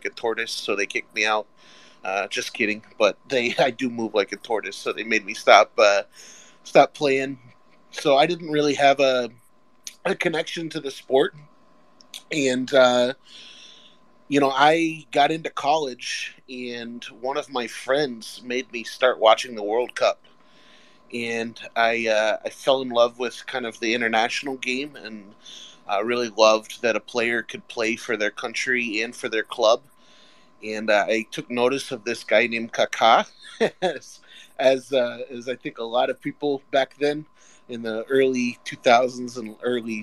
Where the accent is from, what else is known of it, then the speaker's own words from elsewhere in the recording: Orlando, Florida, United States; now in Lake Erie area, United States; I'm from Orlando